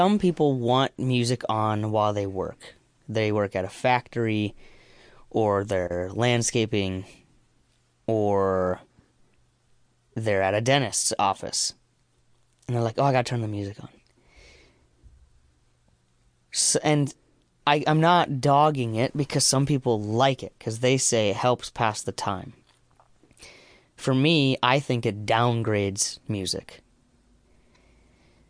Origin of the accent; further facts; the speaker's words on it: Iowa, United States; moved away; also born or lived in Minnesota; I'm from Iowa